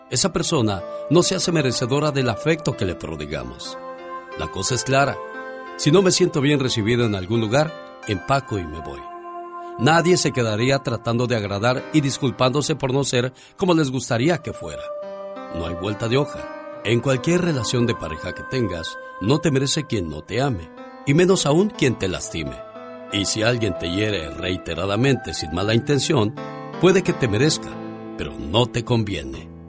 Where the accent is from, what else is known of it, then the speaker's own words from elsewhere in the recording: Mexico; moved away; porque un día salí de México, pero México nunca salió de mí.